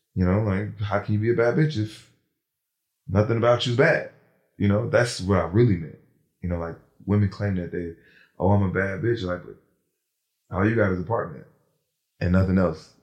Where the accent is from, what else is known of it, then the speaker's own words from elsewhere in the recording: New Jersey, United States; now in Atlanta, United States; Born in Jersey